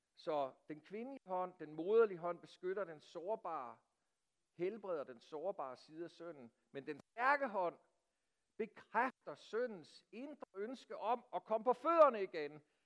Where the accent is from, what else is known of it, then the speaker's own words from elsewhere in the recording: Denmark; os som danskere